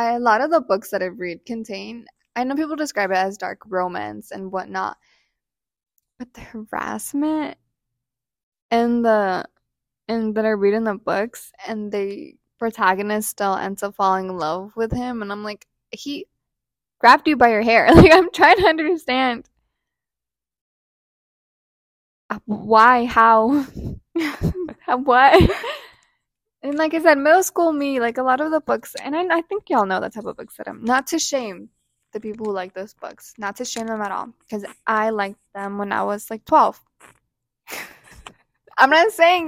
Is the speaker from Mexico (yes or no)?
yes; Mexico; first language Spanish; we're both Hispanic, we're both Latinas, we're both from Mexico, and we both speak Spanish